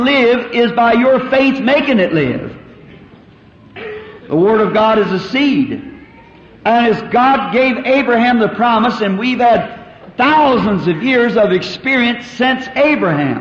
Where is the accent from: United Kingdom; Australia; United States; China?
United States; the South; I'm a Southerner.